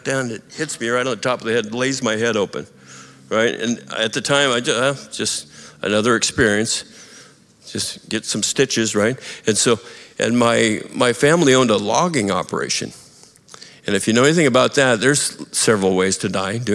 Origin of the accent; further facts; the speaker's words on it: United States; also born or lived in Montana / Idaho; when I was growing up in Montana and Idaho